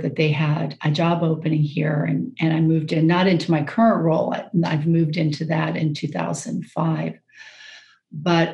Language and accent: English; Jacksonville, Florida, United States; moved away as an adult; also born or lived in Hawaii; now in Maryland, United States; I actually grew up in Jacksonville, Florida